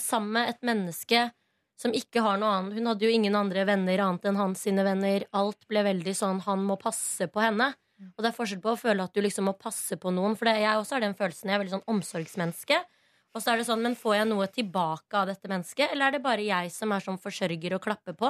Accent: Oslo, Norway; Jeg er Oslo-jente, eller veldig østkanta. Jeg er fra Hauketo.

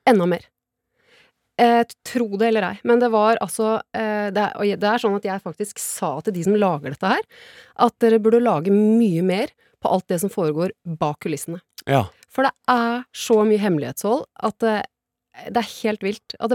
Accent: Porsgrunn, Telemark, Norway

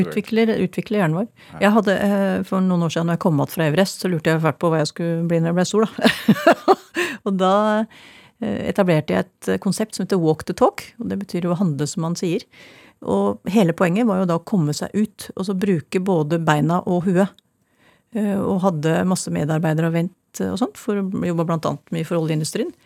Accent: Ringerike, Buskerud, Norway; also born or lived in Oslo, Norway; now in Steigen, Norway; Jeg kommer fra Åsbygda på Ringerike

